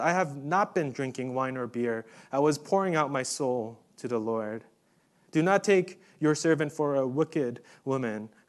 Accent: New York City, New York, United States; moved away; I grew up in New York City

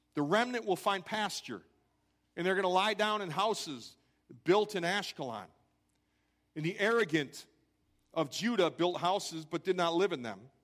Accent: Crystal Lake, Illinois, United States; I grew up in Crystal Lake, Illinois

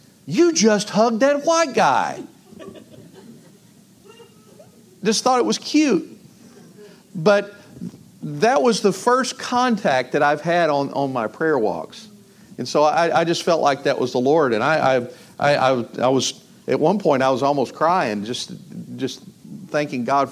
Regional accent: Northeast Texas, United States; I'm from Northeast Texas

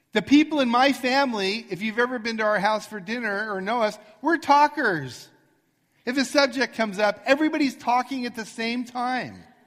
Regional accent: Arcadia, California, United States; I grew up in Arcadia, and on Baldwin Avenue

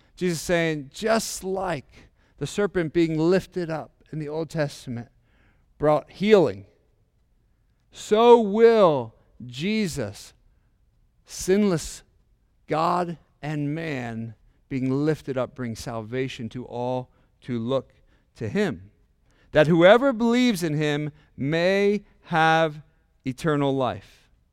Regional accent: Indiana, Pennsylvania, United States; we're from Indiana, Pennsylvania, a little small town

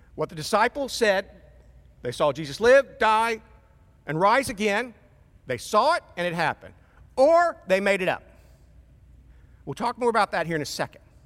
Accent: Portsmouth, Ohio, United States; moved away; I'm from Portsmouth.

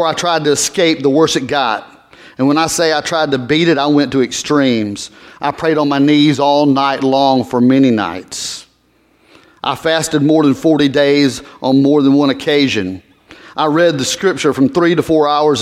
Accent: Georgia, United States; moved away as an adult; also born or lived in Tulsa, Oklahoma; Oh, the accent. Georgia

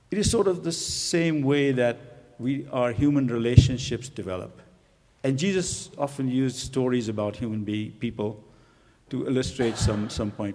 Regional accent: Pakistan; moved away as an adult; also born or lived in India / England; now in United States; I was born in India, and my pa parents migrated to Pakistan right after the partition of India into uh, India and Pakistan. So I grew up in Pakistan

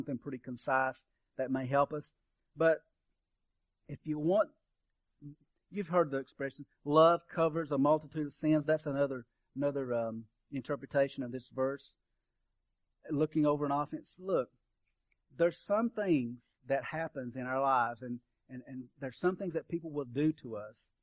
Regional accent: Kentucky, United States; I'm from Kentucky. We burned coal at our campfire.

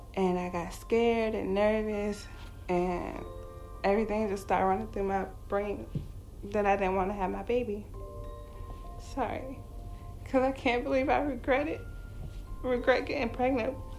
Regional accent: Charlottesville, Virginia, United States; moved away as an adult; also born or lived in Newport News, Virginia; I'm from Newport News, Virginia, but I grew up in Charlottesville, Virginia.

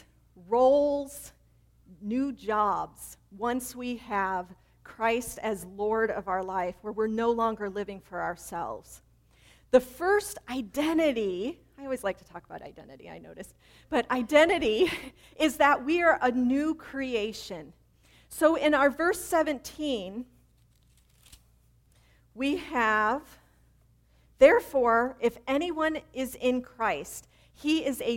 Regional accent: Chicago, Illinois, United States; I grew up in Chicago

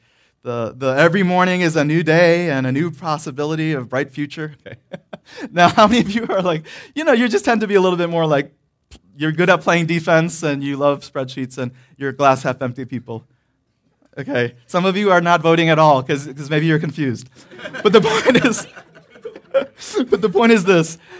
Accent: Detroit, Michigan, United States; moved away; also born or lived in the South; where I grew up in Detroit, there were no railroads

